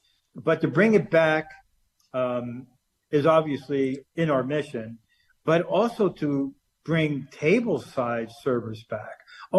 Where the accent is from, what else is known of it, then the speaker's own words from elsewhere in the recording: Dallas, Texas, United States; I grew up here in the Dallas-Fort Worth area.